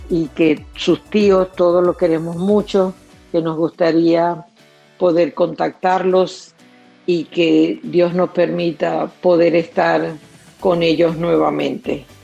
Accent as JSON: {"language": "Spanish", "country": "Venezuela", "moved": "as an adult", "lives_now": "Orlando, United States", "said": "soy venezolana, tengo cinco años viviendo en los Estados Unidos, lo escucho desde Orlando, Florida."}